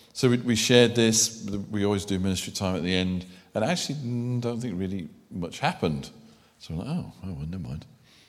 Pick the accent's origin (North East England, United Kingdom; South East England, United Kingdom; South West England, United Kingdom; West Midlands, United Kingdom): West Midlands, United Kingdom; Birmingham; accent: Brummie; And I am a Brummie. I could revert if you want proof, but you may not enjoy the evening.